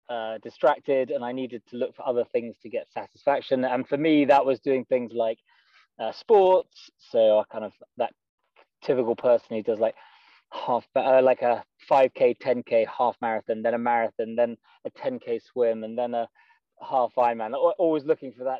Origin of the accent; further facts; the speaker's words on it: just outside Edinburgh, Scotland, United Kingdom; moved away as an adult; also born or lived in London; I am from Scotland, born just outside Edinburgh, and I had a pretty good childhood.